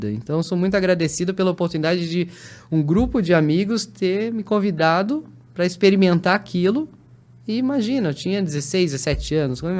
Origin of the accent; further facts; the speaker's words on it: São Paulo, Brazil; born there; accent: somewhat like mineiro; As meus pais são do Rio, eu nasci em São Paulo